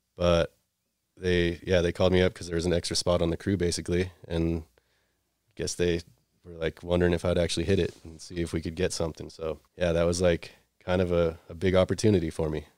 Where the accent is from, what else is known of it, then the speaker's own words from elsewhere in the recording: Salt Lake City, Utah, United States; I grew up here in Salt Lake City